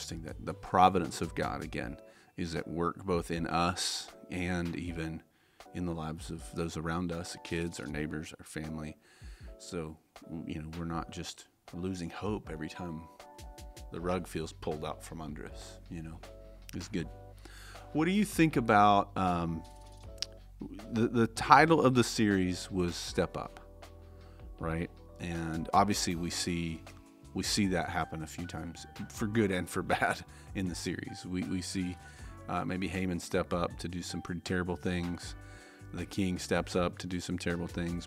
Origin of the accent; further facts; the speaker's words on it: Tennessee, United States; also born or lived in Las Vegas, Nevada; my mom and I moved back to Tennessee, which is where I grew up